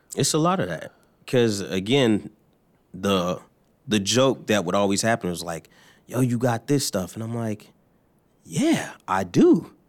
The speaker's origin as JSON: {"language": "English", "region": "New Jersey", "country": "United States", "also_born_or_lived": "Florida / Kentucky", "moved": "yes", "lives_now": "Louisville, United States", "said": "I am from, uh, New Jersey, or Florida by way of New Jersey"}